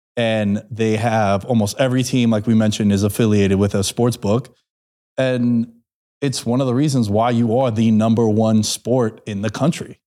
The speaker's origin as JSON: {"language": "English", "town": "New York City", "region": "New York", "country": "United States", "tie": "born or raised there", "said": "growing up in New York City"}